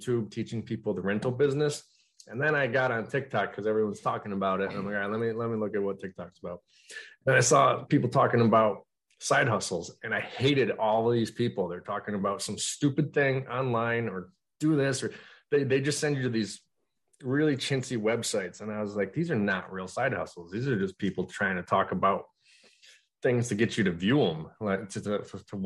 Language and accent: English; Utica, New York, United States; I'm from Utica, New York